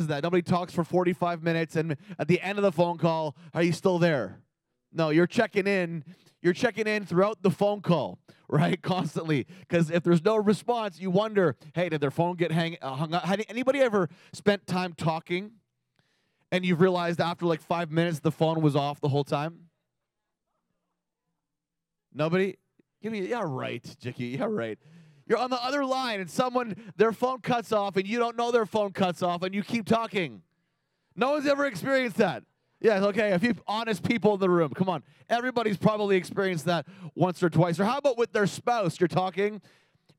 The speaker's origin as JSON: {"language": "English", "country": "Canada", "said": "we're Canadian, right? Thank God we're Canadian"}